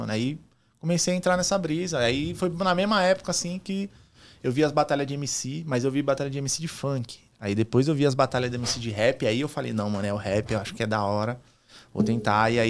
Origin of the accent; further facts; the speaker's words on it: São Paulo, Brazil; Mas eu sou do Grajaú, mano.